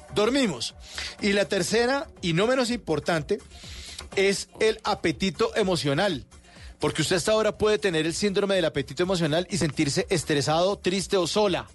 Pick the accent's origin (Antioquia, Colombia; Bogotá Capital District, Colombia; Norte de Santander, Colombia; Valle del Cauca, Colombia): Bogotá Capital District, Colombia; Bogotá; aquí somos los rolos